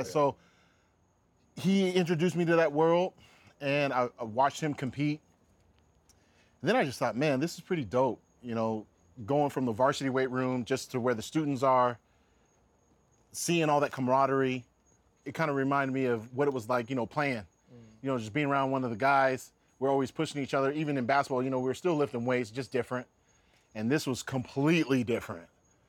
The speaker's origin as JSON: {"language": "English", "town": "Seattle", "region": "Washington", "country": "United States", "tie": "born or raised there", "said": "Well, living in Seattle, I definitely wasn't thinking about bodybuilding."}